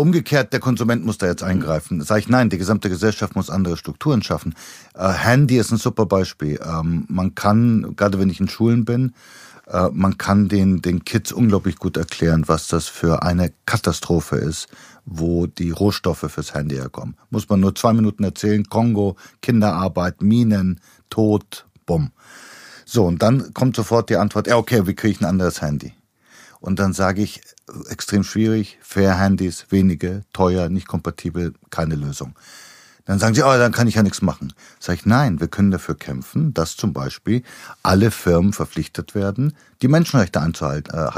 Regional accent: Bulgaria; moved away; in Bulgarien, wo ich herkomme

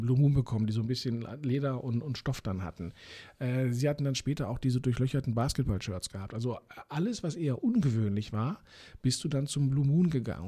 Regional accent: Berlin, Germany; Ich bin ja in Eichkamp dann aufgewachsen

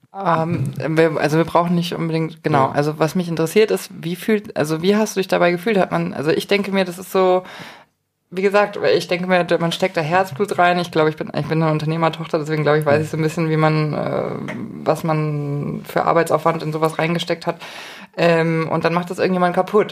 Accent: Munich, Bavaria, Germany; als Münchner

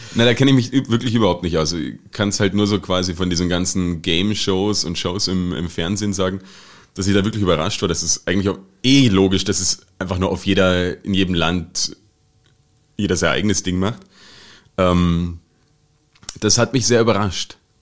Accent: Saxony-Anhalt, Germany; now in Austria; in Deutschland, wo ich herkomme, aus dem schönen Sachsen-Anhalt

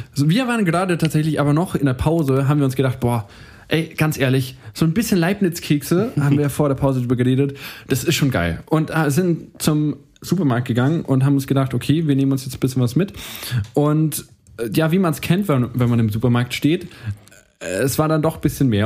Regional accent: Ansbach, Bavaria, Germany; wir kommen beide aus Ansbach

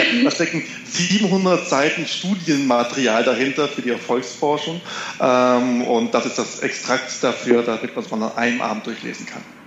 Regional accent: Konstanz, Baden-Württemberg, Germany; Ich komme vom See, haben Sie schon erwähnt, ich komme vom Bodensee aus Konstanz.

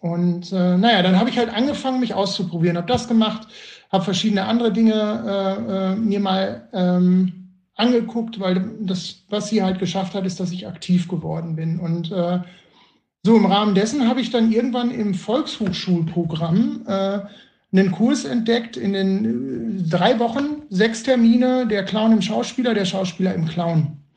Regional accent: Bielefeld, North Rhine-Westphalia, Germany; ich komme ja aus Bielefeld

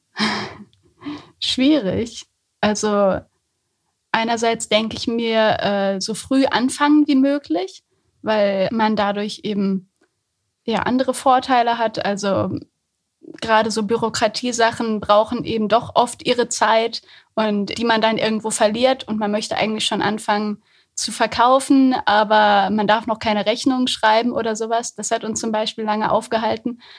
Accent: Höxter, North Rhine-Westphalia, Germany; also born or lived in Hamburg; now in Göttingen, Germany; Ich komme fast aus der Gegend

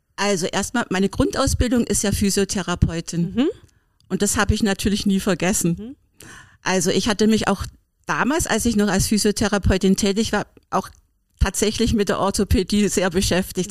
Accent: Berlin, Germany; ich komme ja aus Berlin

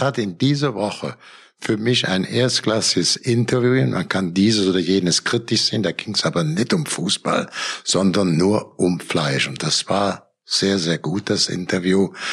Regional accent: Cologne area, North Rhine-Westphalia, Germany; ich komme aus dem Köl vom Kölner Land, äh, zehn Kilometer vom Kölner Dom.

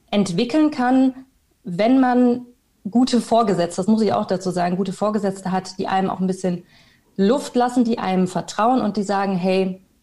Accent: Bielefeld, North Rhine-Westphalia, Germany; moved away as an adult; ich komme aus Bielefeld, äh, bin ich dann mit 19 nach Köln gezogen und habe Medienmanagement studiert.

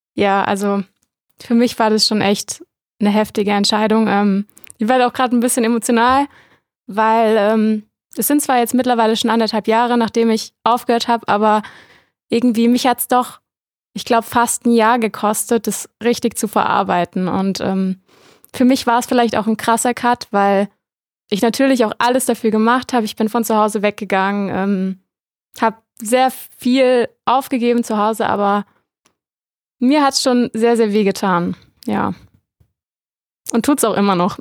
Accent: near Mainz, Rhineland-Palatinate, Germany; ich komme eigentlich aus der Nähe von Mainz, also aus dem kompletten Flachland.

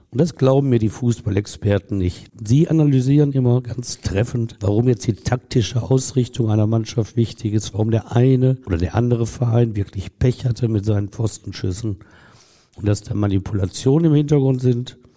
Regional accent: Essen, North Rhine-Westphalia, Germany; als Essener Jung, als ich so zehn Jahre alt war, war Rot-Weiß Essen, lang ist her, in der ersten Bundesliga.

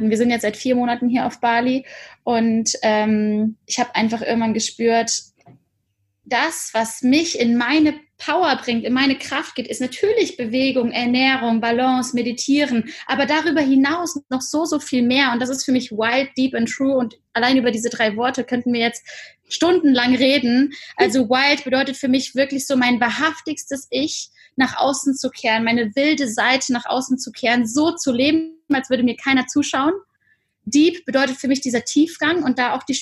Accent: Cologne, North Rhine-Westphalia, Germany; born there; bin gebürtige Kölnerin

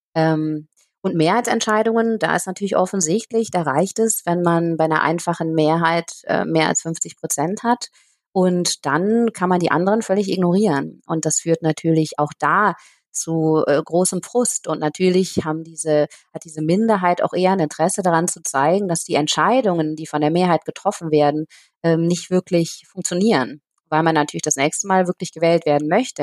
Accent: Aachen, North Rhine-Westphalia, Germany; moved away as an adult; also born or lived in Nepal / Cambodia; letzten Herbst zurück nach Aachen gekommen. Das ist auch meine Heimatstadt hier

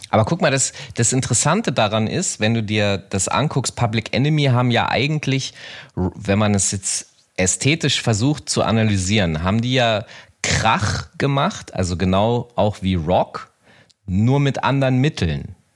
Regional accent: Hanover, Lower Saxony, Germany; in meiner Heimatstadt Hannover

